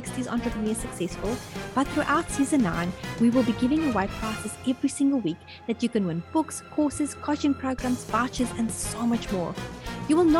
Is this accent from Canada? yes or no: no; South Africa; also born or lived in United States; now in New Zealand; I lived in America and I'm originally from South Africa, living in New Zealand